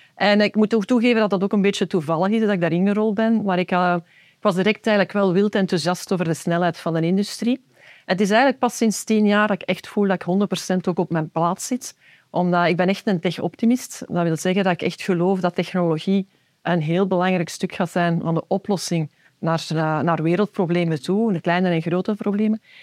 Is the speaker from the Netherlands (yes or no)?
no; Belgium